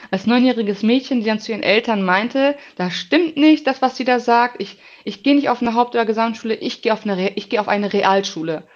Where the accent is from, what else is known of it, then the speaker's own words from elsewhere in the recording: Bochum, North Rhine-Westphalia, Germany; ich bin 29 Jahre alt, bin geboren in Bochum, auch oft aufgewachsen in Bochum.